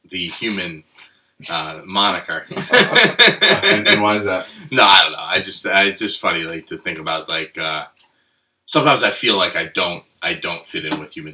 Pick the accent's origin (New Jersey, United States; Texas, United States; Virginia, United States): New Jersey, United States; Nutley; also born or lived in Montclair, New Jersey; even though I grew up in Nutley, it's the town over in New Jersey.